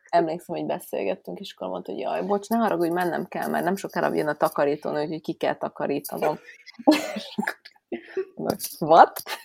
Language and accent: Hungarian; Budapest, Hungary; Én, aki, értitek, fővárosba nőttem föl, és az állatkertbe láttam kecskét